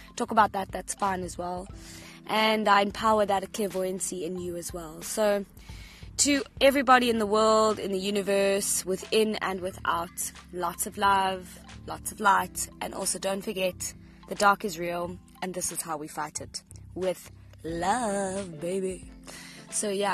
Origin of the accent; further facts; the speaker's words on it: Cape Town, Western Cape, South Africa; from Cape Town, South Africa.